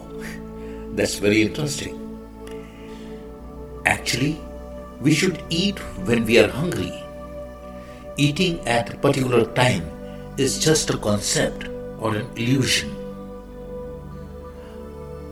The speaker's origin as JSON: {"language": "English", "country": "India", "said": "I am the Indian monk."}